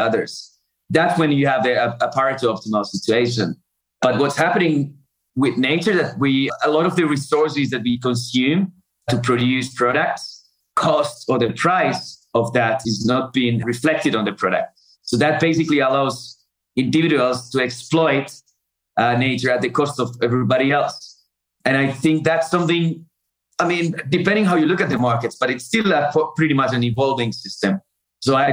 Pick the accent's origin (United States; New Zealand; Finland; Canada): Finland; moved away as an adult; also born or lived in Africa; I grew up in Finland with a lot of forests there, a lot of lakes.